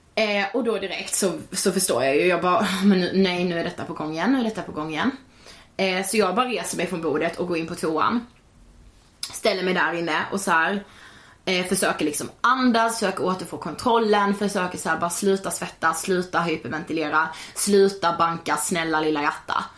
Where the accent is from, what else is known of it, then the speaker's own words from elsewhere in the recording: Karlshamn, Blekinge, Sweden; now in Stockholm, Sweden; jag hade varit hemma i Karlshamn i tio veckor och jobbat